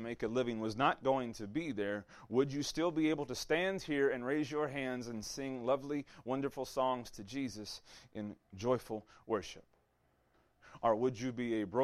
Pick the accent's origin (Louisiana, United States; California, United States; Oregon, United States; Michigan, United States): Louisiana, United States; Southeast; if you come from where I'm from, the first thing you ask them is, where are you from? What high school did you go to? That's Southeast Louisiana